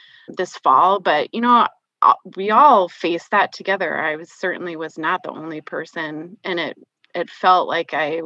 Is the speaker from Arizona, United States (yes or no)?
no; Minnesota, United States; now in South Dakota, United States; I grew up in Minnesota, and I now live in South Dakota